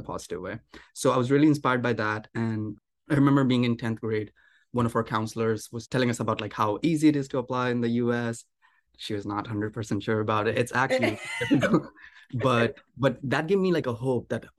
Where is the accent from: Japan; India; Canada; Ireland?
India; moved away as an adult; now in United States; I was born in India and I went to high school in India